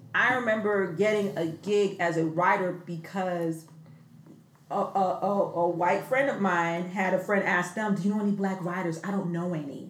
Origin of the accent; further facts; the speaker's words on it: New York City, New York, United States; moved away; also born or lived in California; I grew up in the South Bronx